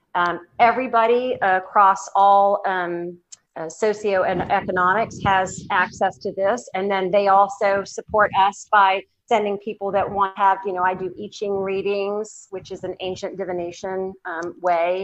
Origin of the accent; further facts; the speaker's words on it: Southern, United States; accent: Southern; my Southern accent